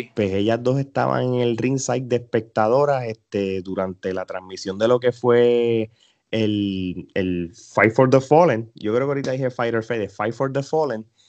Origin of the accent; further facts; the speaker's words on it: Puerto Rico; los boricuas